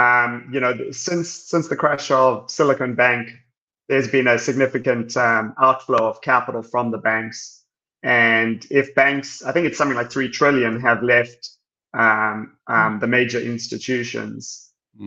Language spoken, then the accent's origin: English; South Africa; moved away as an adult; now in Houston, United States; I'm South African, born and raised, and then I came here for college